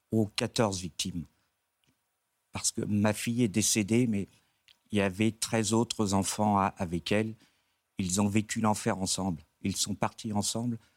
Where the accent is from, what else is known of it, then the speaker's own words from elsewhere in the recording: Dieppe, Normandy, France; moi je suis de la région diepoise